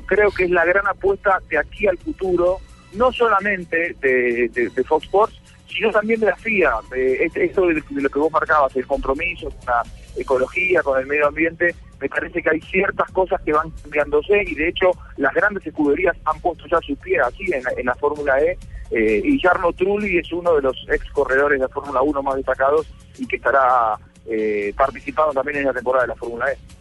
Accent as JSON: {"language": "Spanish", "country": "Argentina", "said": "como argentino, a mí me pasa"}